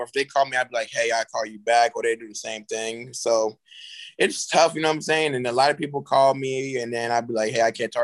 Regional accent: Charleston, South Carolina, United States; also born or lived in Florence, South Carolina; I'm coming from Charleston, South Carolina, which is a great city. I love my city

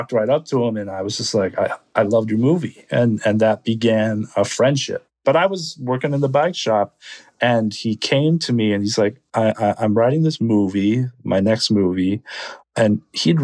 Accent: United States; I'm Korean American

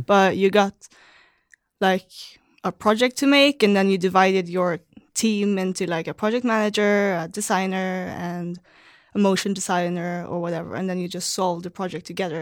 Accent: Malmö, Skåne, Sweden; moved away as an adult; also born or lived in Amsterdam, Netherlands; now in San Francisco, United States; So I'm from Malmö, and it's right over the bridge from Copenhagen.

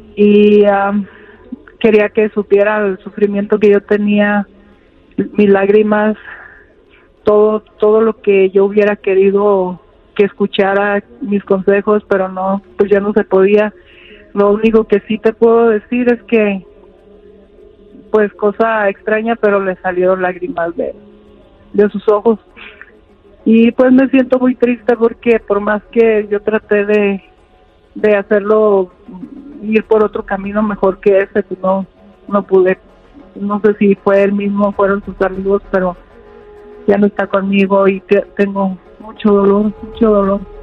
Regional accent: Apatzingán, Michoacán, Mexico; Nosotros somos de Apatzingán, Michoacán.

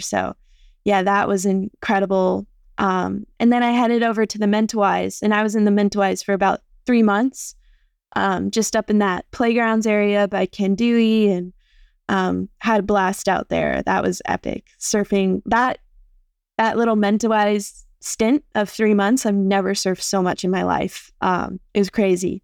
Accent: San Clemente, California, United States; moved away as an adult; also born or lived in Wailua, Hawaii; now in Oahu, United States; I've, um, lived in San Clemente almost my whole life. Originally, I am from Wailua, just here in Hawaii, um, and I moved over to San Clemente when I was around six years old. and I've lived there since

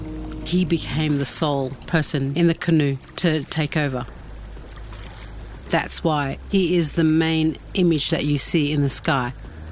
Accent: Torres Strait Islands, Queensland, Australia; I come from the Torres Straits. My family are Piadrum people.

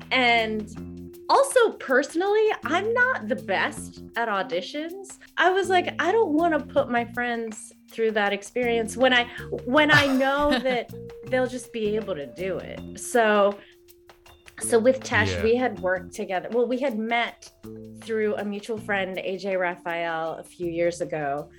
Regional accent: Greensburg, Pennsylvania, United States; So I grew up in Greensburg, Pennsylvania, which is an hour east of Pittsburgh, the suburbs. It's where the movie takes place. It's where we shot the film. We shot in my parents' house, in the house that I grew up in.

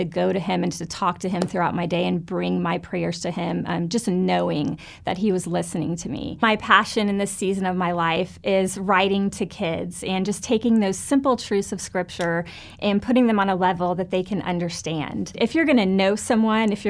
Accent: Fort Lauderdale, Florida, United States; I grew up in Fort Lauderdale, Florida, and was raised in a wonderful church there

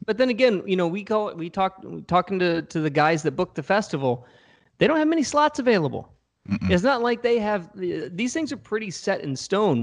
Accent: Richmond, Virginia, United States; I'm from Richmond

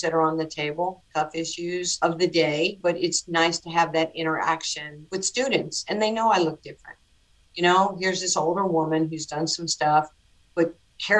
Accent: New York City, New York, United States; born or raised there

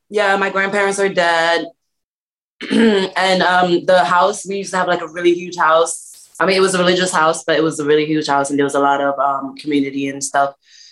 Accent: New York City, New York, United States; born or raised there; also born or lived in Mauritania / Senegal; now in Los Angeles, United States

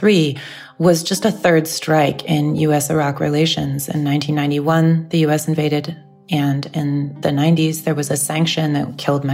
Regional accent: United States; I have Iraqi relatives, and I was raised in the U.S., and I'm an American citizen

